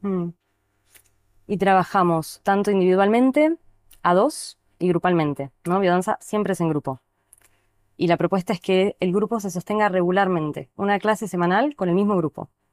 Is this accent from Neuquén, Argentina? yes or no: yes; Neuquén, Argentina; also born or lived in La Plata / Buenos Aires; now in El Bolsón, Argentina; crecí en Neuquén, viví unos años en La Plata, conocí la biodanza, estudié en Buenos Aires